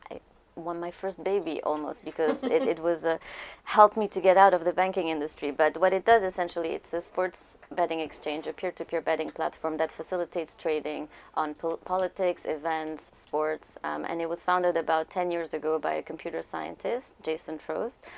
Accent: Lebanon; moved away; because uh, I, uh, you know, I came from Lebanon, so I had to be on a visa, which was great because I worked for a German bank.

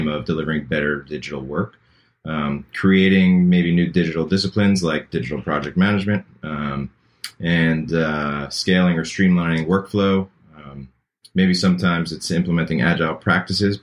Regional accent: Long Island, New York, United States; moved away as an adult; also born or lived in Manhattan, New York; now in Chapel Hill, United States; I'm originally from New York. I grew up in Long Island and lived in Manhattan for a number of years

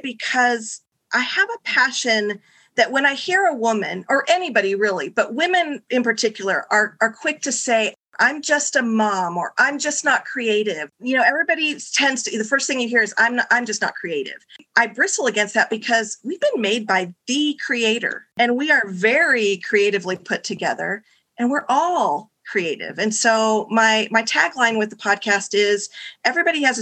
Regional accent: Tucson, Arizona, United States; also born or lived in Amarillo, Texas; I've actually been in Tucson for most of my life. I was born in Amarillo, Texas. And so in my heart, deep down, I'm a Texas Southern girl, but definitely grew up here in the desert.

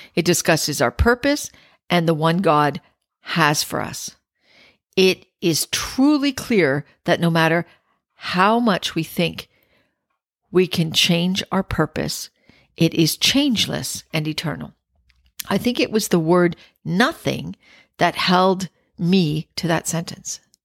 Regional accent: Scarborough, Ontario, Canada; also born or lived in Penetanguishene, Ontario; I grew up in Scarborough

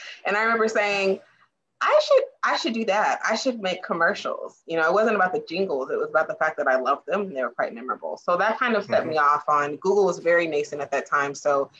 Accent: Germany; born there; also born or lived in South Carolina / Virginia; Now I'm a military brat. I was born in Germany. I lived in South Carolina, lived in Virginia. Moving was not a foreign concept for me

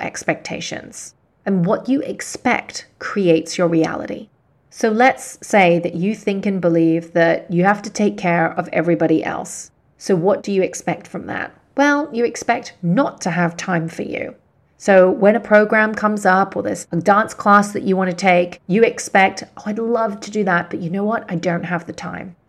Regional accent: Hong Kong; I was born and raised in Hong Kong, and some of my clients are here in Hong Kong

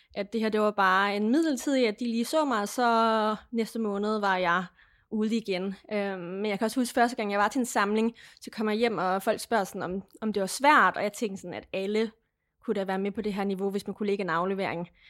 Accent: Lemvig, Central Denmark Region, Denmark; boede stadigvæk hjemme i Lemvi

